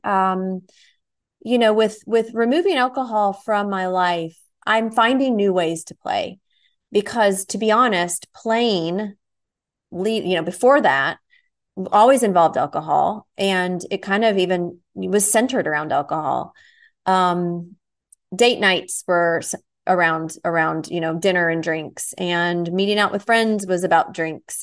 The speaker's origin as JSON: {"language": "English", "town": "Nashville", "region": "Tennessee", "country": "United States", "tie": "born or raised there", "moved": "yes", "said": "Nashville, my hometown"}